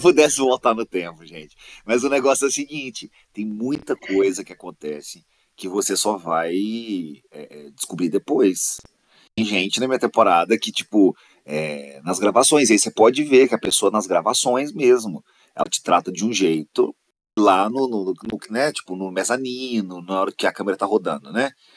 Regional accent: Minas Gerais, Brazil; eu sou de Minas

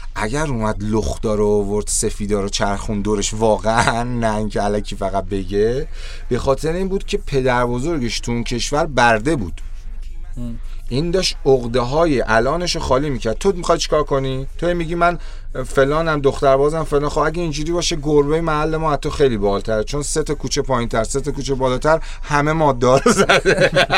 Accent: Iran; من توی کشور جنگ زده به دنیا اومدم

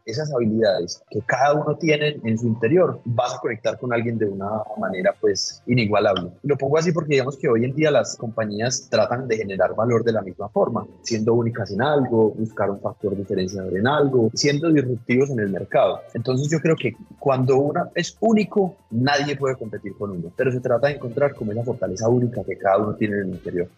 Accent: Colombia; como colombianos creo que ha sido el reto más grande que hemos tenido

